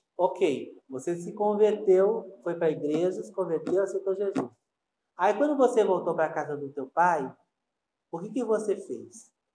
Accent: Brazil; eu sou brasileiro

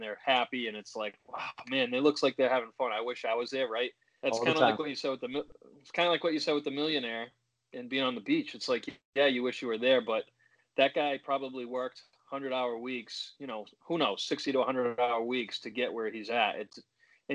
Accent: Oxford, Massachusetts, United States; also born or lived in Webster, Massachusetts; I grew up briefly in Webster. I lived, and then I grew up in Oxford, Mass, kind of raised in Oxford

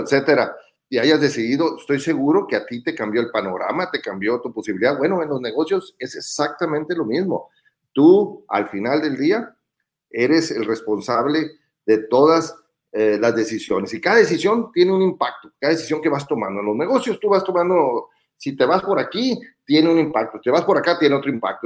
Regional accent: Los Mochis, Sinaloa, Mexico; Soy originario de Los Mochis, Sinaloa

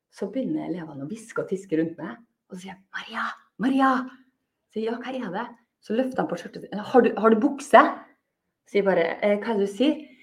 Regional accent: Molde, Møre og Romsdal, Norway; now in Bergen, Norway; jeg er fra Molde

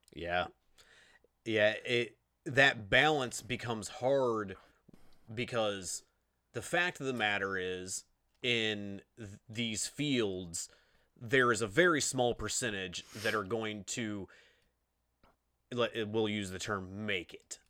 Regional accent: Grant County, Indiana, United States; accent: Indiana; We're from Grant County, Indiana

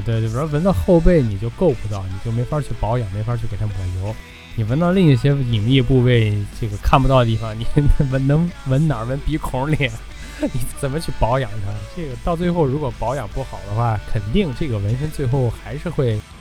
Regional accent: China; 咱们都是中国人

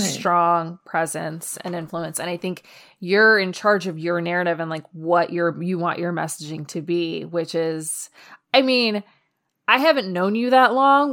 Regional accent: New York City, New York, United States; moved away; I grew up in New York

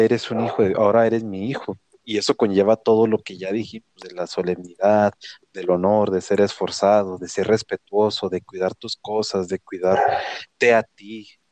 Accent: Mexico; lo digo como mexicano, porque soy mexicano

